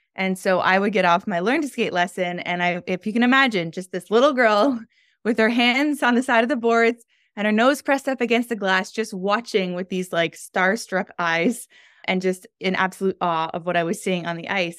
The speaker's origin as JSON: {"language": "English", "town": "Toronto", "region": "Ontario", "country": "Canada", "tie": "born or raised there", "moved": "as an adult", "lives_now": "Montreal, Canada", "said": "I grew up in the Toronto, Canada area, and I've been living in the Montreal, Quebec area for the last three years."}